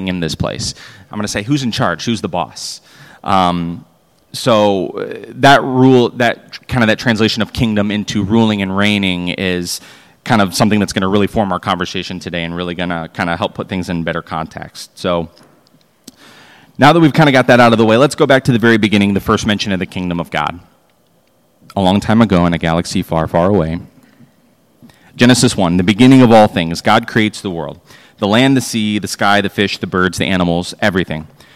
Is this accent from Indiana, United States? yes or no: no; Royal Oak, Michigan, United States; growing up in that church, it's very service-oriented. So, you know, our church in Royal Oak, Michigan